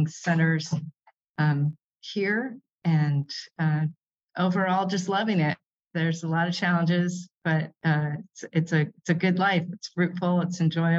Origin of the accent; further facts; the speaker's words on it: San Jose, California, United States; moved away as an adult; now in Kuala Lumpur, Malaysia; I grew up in California, in I sometimes say San Jose before it was Silicon